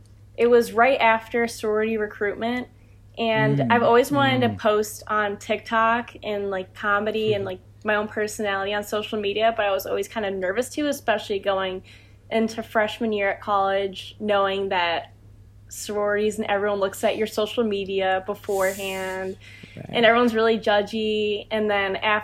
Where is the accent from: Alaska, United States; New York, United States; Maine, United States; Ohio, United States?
Ohio, United States; I'm from Ohio